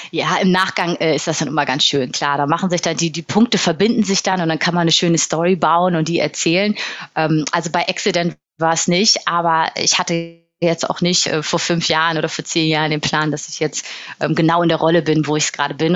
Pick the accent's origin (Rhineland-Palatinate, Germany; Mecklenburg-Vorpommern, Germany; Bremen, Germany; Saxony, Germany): Bremen, Germany; also born or lived in Berlin / Hamburg; now in Munich, Germany; Ich bin in Bremen geboren und nach Berlin und Hamburg jetzt in München wohnhaft.